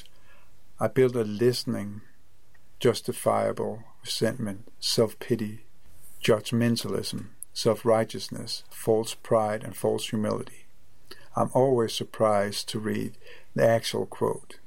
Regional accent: Copenhagen, Capital Region of Denmark, Denmark; I am from Copenhagen, Denmark.

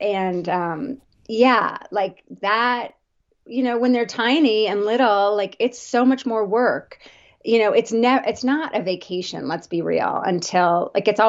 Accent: New Jersey, United States; I grew up on the East Coast, New Jersey suburbs, very traditional growing up.

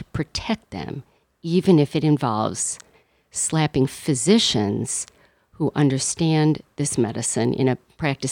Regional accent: Wisconsin, United States; moved away as an adult; also born or lived in Houston, Texas / Cincinnati, Ohio / Columbus, Ohio; now in Birmingham, United States; born and raised in Wisconsin

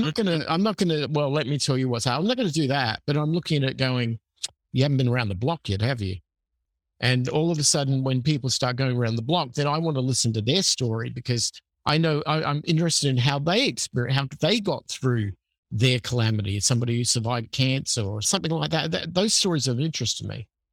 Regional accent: Adelaide, South Australia, Australia; moved away as an adult; so I'm from Adelaide, Australia originally, which is a city on the South Central Coast. I grew up there. I lived there until I was twenty-five.

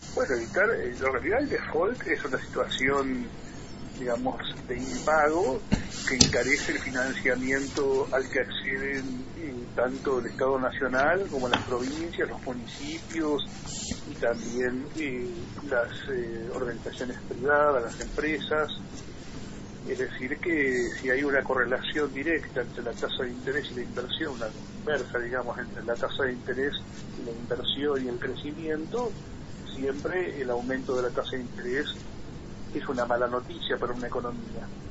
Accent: Argentina; como cualquier argentino

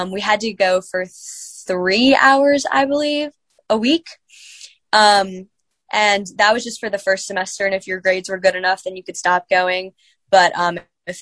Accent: Virginia, United States; moved away as an adult; now in Indiana, Pennsylvania, United States; I'm from Virginia, coming to IUP

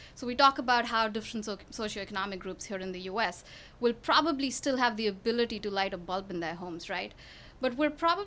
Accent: New Delhi, Delhi, India; moved away as an adult; now in Houston, United States; I grew up in New Delhi in India

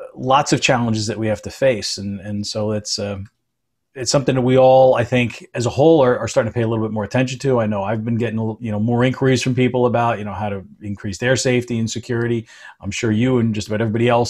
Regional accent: Edgewater, New Jersey, United States; also born or lived in East Rutherford, New Jersey; I grew up in Edgewater and East Rutherford

